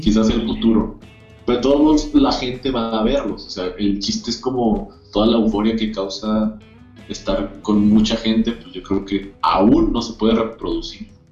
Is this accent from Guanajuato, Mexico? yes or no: no; Zacatecas, Mexico; todos somos de Zacatecas